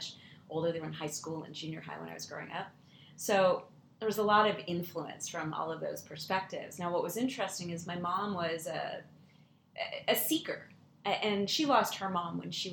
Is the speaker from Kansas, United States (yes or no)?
yes; Kansas City, Kansas, United States; I grew up in Kansas City